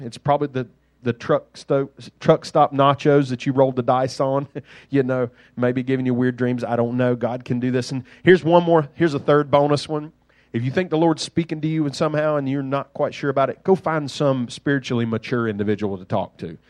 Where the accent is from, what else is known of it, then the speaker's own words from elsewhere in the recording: Duxbury, Massachusetts, United States; I grew up in Duxbury. The mean streets of Duxbury